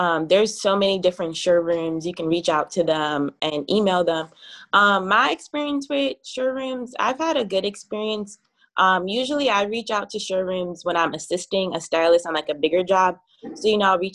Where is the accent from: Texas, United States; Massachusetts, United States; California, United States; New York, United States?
New York, United States; New York City; I'm from Brooklyn, New York. I reside in Flatbush area right now